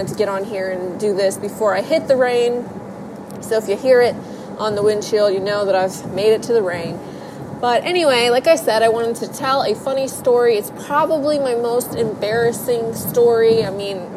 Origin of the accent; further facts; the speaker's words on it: Ohio, United States; I'm from Ohio